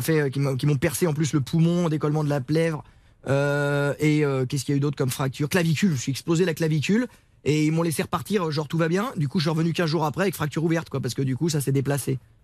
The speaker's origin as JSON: {"language": "French", "town": "Sablé-sur-Sarthe", "region": "Pays de la Loire", "country": "France", "tie": "born or raised there", "said": "on est chez moi, dans la Sarthe, à Sablé"}